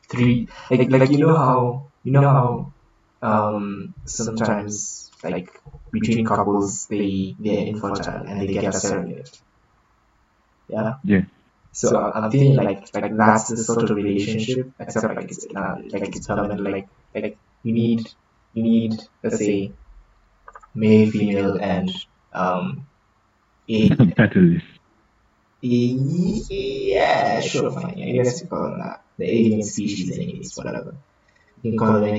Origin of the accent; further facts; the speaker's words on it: Canada; because we're Canadian.